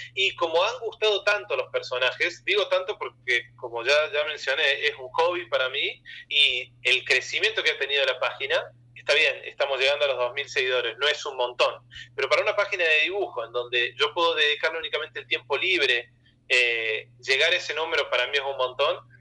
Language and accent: Spanish; Argentina; soy argentino